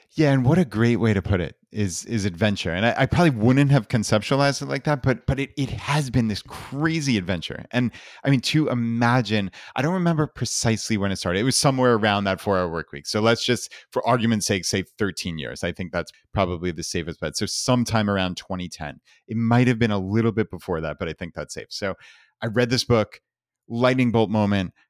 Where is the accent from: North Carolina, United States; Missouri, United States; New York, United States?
New York, United States; Long Island; moved away as an adult; We grew up in Long Island, New York